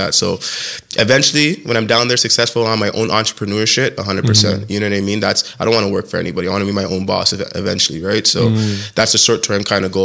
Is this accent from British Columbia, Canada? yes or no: no; Toronto, Ontario, Canada; moved away; also born or lived in Alberta; We came from Toronto